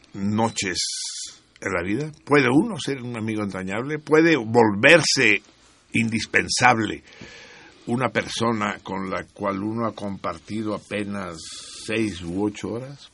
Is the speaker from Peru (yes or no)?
no; Mexico